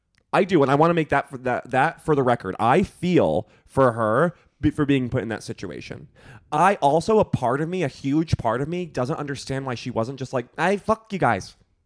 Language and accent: English; United States; as an American